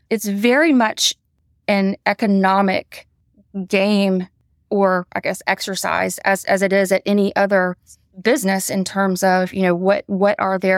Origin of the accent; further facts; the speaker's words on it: Atlanta, Georgia, United States; I did. I went to high school in Atlanta and I went to the University of Georgia to go dogs.